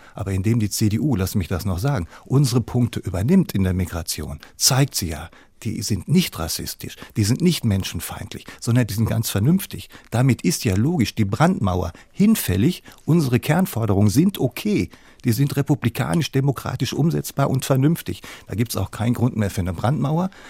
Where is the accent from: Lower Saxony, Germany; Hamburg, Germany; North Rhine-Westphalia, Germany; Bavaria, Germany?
Hamburg, Germany; Ich komme aus Hamburg